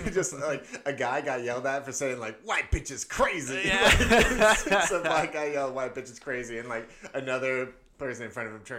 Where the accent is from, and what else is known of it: Northern California, United States; born or raised there